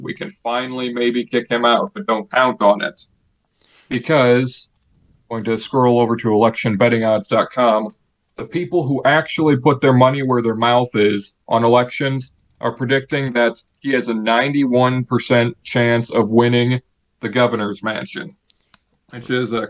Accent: Illinois, United States; my home state of Illinois.

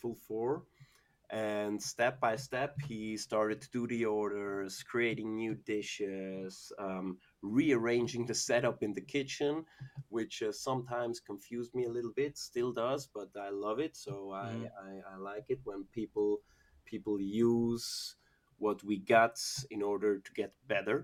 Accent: Zurich, Switzerland; I grew up in Zurich, went to school in Zurich, and mostly also worked in the Zurich area.

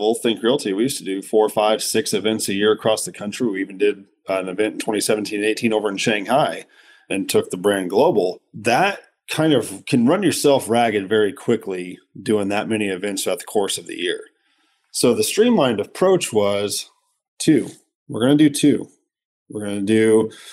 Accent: Midwest, United States; growing up in the Midwest

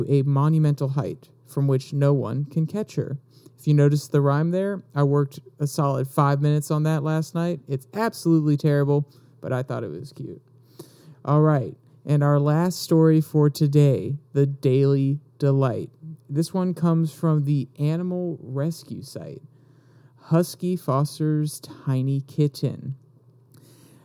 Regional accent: the South, United States; I'm from the South.

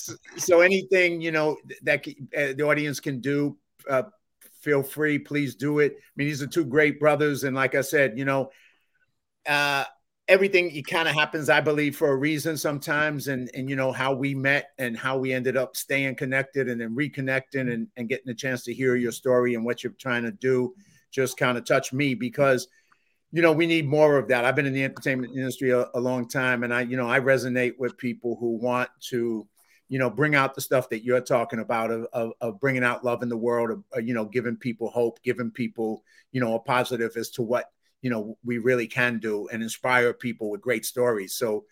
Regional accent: Massachusetts, United States; accent: Boston; I don't understand why they hear Boston in my accent. I'm like, you know, but I guess it's there, man. Maybe it's my Irish parents or something that's giving me that little Boston accent.

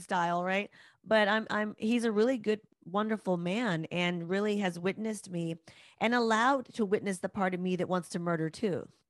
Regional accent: United States; as American women, as Western women

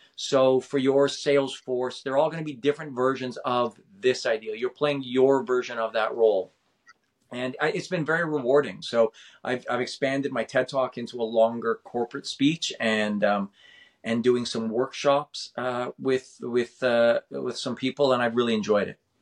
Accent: Winnipeg, Manitoba, Canada; moved away; I was born in Winnipeg, Manitoba

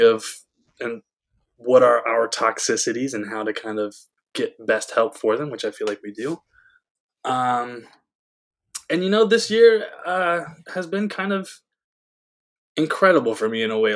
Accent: Georgia, United States; my home state of yeah. Georgia

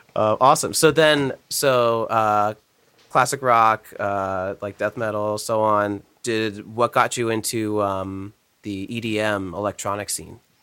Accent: New Jersey, United States; growing up in New Jersey

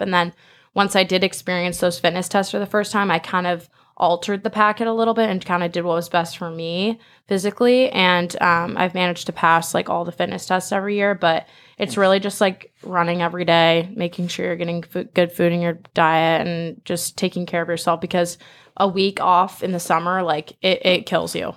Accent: Manhattan Beach, California, United States; moved away; I'm originally from Manhattan Beach

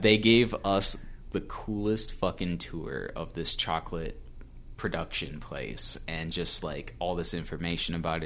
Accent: United States; I'm also an American in a foreign country.

